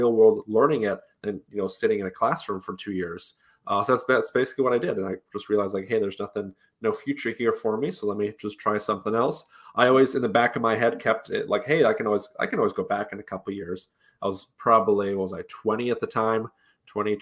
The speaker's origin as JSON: {"language": "English", "region": "Utah", "country": "United States", "tie": "born or raised there", "said": "Grew up mostly in Utah"}